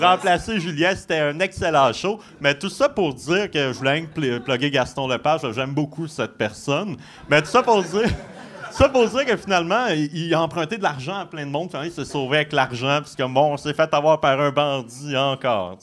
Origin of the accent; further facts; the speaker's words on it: Gaspésie, Quebec, Canada; moved away; also born or lived in Saguenay; je suis originaire de la Gaspésie